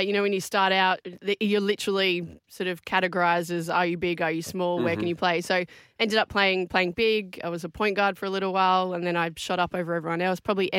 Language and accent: English; Adelaide, South Australia, Australia; born or raised there